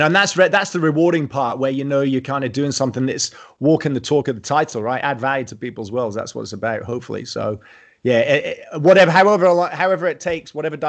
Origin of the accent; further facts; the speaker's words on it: South Queensferry, Scotland, United Kingdom; accent: Scottish; moved away as an adult; also born or lived in England / Europe; now in Australia; I grew up just outside Edinburgh in a place called South Queensferry, where the bridges are.